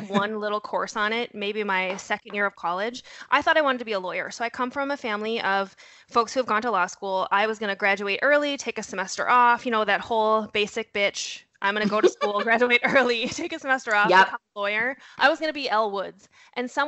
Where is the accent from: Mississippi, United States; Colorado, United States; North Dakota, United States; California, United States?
North Dakota, United States; moved away; I'm originally from North Dakota. You'll hear a horrible accent thrown in there. I might drop a you betcha now and again.